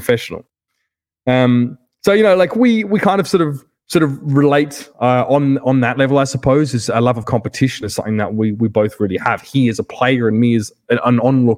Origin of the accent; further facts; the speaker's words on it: South Australia, Australia; moved away as an adult; now in United States; my identity as an Australian